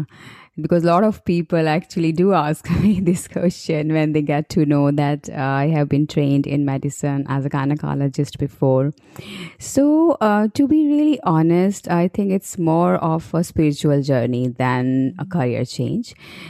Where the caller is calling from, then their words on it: New Delhi, Delhi, India; I am calling from New Delhi, India